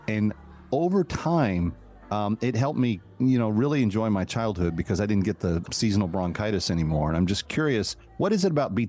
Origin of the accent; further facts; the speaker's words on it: North Texas, United States; growing up in North Texas where we were prone to quick temperature swings